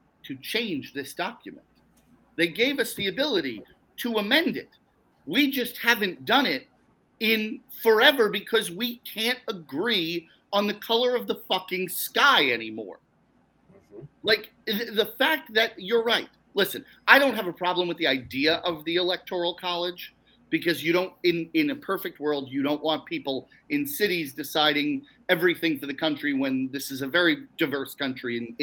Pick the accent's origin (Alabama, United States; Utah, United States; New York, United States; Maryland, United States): New York, United States; Long Island; I grew up on Long Island.